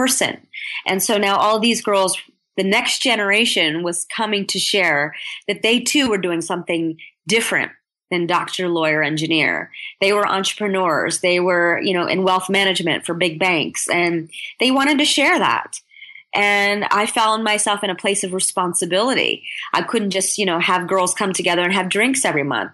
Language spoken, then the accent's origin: English; United States; I'm American born